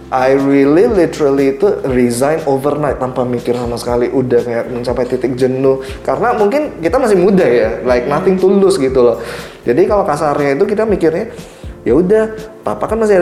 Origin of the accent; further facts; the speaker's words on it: Indonesia; aku dari orang Indo, aku, eh, eh orang Indo gitu.